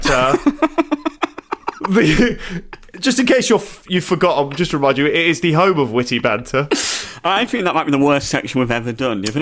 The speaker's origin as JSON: {"language": "English", "town": "Orlando", "region": "Florida", "country": "United States", "said": "I'm saying I'm from Orlando. I'm saying charm."}